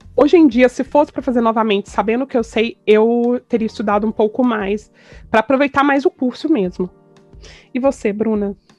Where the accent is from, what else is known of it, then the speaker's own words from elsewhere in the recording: Goiânia, Goiás, Brazil; moved away as an adult; also born or lived in Campinas / São Paulo; nasci em Goiânia, fui criada e vivi em Goiânia até os meus 28 anos